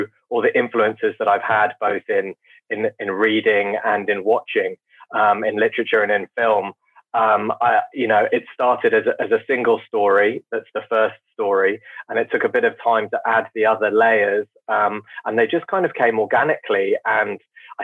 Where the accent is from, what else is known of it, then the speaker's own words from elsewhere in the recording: United Kingdom; I'm very British